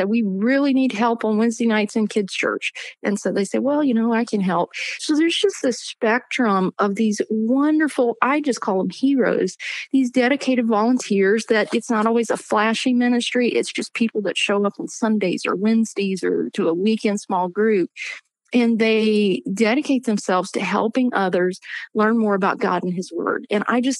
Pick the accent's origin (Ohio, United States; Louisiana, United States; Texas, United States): Louisiana, United States; I grew up in Louisiana and had just a wonderful church family